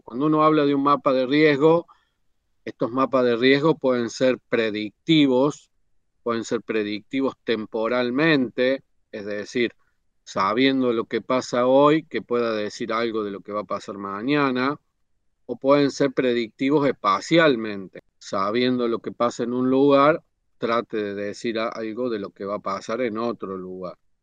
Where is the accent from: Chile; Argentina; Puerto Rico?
Argentina; Córdoba; vivo en Córdoba y soy de Córdoba